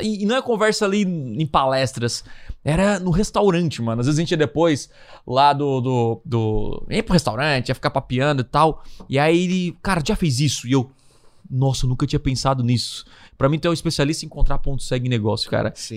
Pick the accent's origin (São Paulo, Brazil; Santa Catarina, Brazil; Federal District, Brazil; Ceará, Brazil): Santa Catarina, Brazil; Criciúma; eu sou aqui de Criciúma, do interior